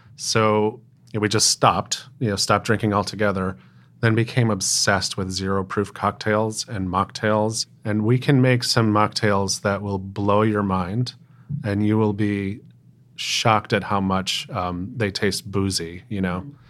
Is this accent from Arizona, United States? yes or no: no; Smithfield, Rhode Island, United States; moved away as an adult; also born or lived in Boston / New York / Asheville, North Carolina; now in Providence, United States; I grew up in Rhode Island in a little town called Smithfield